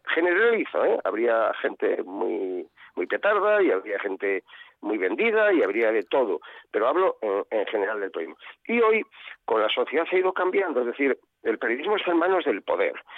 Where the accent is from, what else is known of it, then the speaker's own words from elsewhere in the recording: Valladolid, Castile and León, Spain; En Valladolid se come muy bien, está, está mal que yo lo diga, porque parece que estoy tirando para mi tierra